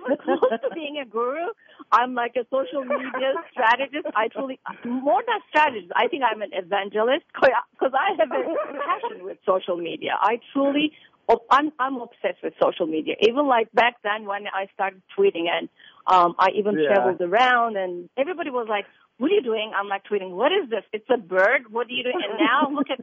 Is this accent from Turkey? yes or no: yes; Turkey; moved away as an adult; also born or lived in Crete; now in United States; I was born and raised in Turkey